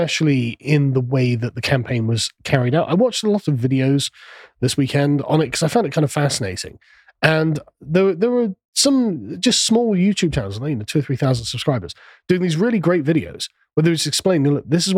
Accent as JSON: {"language": "English", "region": "England", "country": "United Kingdom", "said": "I'm from England"}